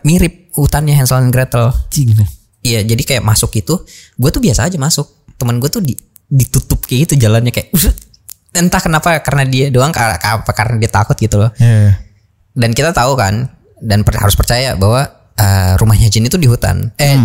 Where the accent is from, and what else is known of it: Indonesia; moved away as an adult; now in Hanover, Germany